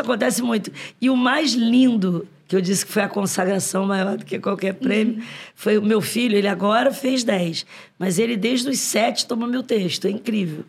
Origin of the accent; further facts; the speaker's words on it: Rio de Janeiro, Brazil; todos os meus, é, ascendentes, ante- antepassados, são nordestinos por parte de mãe e pai, mas eu sou carioca